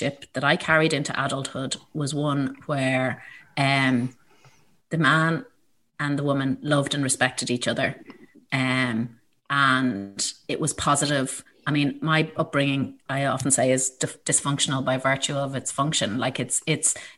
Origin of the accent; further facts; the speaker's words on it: Ballyshannon, County Donegal, Ireland; in 1968, when I was born in Ballyshannon